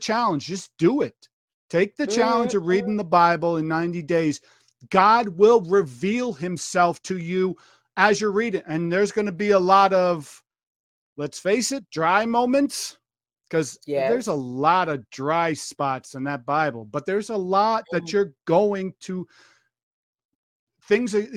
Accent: New York, United States; I'm from New York

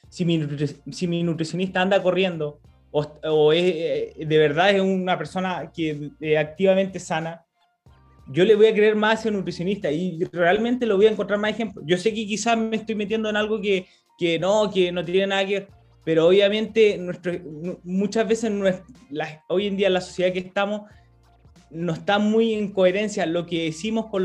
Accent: Chile; yo en mi, en mi pueblo estoy súper contento por lo que he generado, pero es más porque me gustaría poder llegar a, más, más, más gente, chicos, niños, que, que se incentiven con el deporte. Yo sé que nuestra cultura acá en Chile

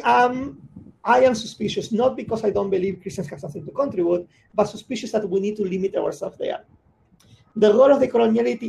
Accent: Buenos Aires, Argentina; I'm from Buenos Aires

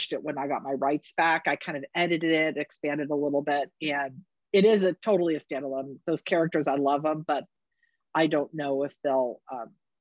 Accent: the West, United States; I'm from the West. I'm in Northern California

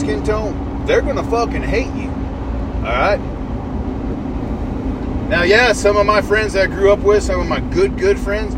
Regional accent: South Georgia, United States; I grew up in South Georgia. Went to high school in South Georgia

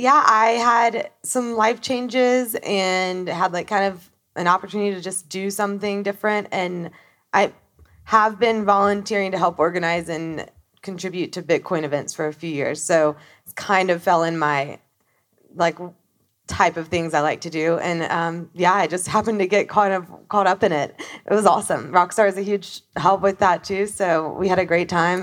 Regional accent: Alabama, United States; I'm from Alabama

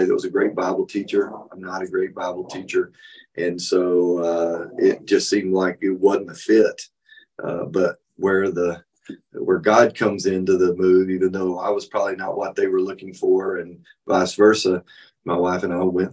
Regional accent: West Texas, United States; also born or lived in Taylorville, Illinois; now in Granbury, United States; I grew up in West Texas

